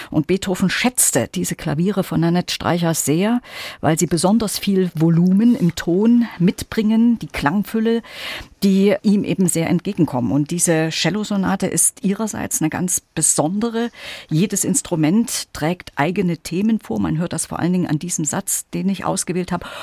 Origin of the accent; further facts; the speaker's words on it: Gera, Thuringia, Germany; bin eben zurück erstmal in meine Heimatstadt, die tatsächlich auch den Bedarf hatte. Otto Dix sollte zu seinem 100. Geburtstag, also das Geburtshaus sollte sozusagen als Museum eingerichtet werden.